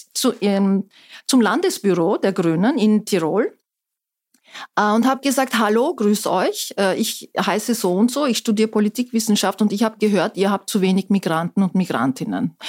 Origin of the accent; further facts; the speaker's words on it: Istanbul, Turkey; German is a second language; moved away as an adult; also born or lived in Ankara / Innsbruck; now in Austria; aufgewachsen bin ich allerdings in Istanbul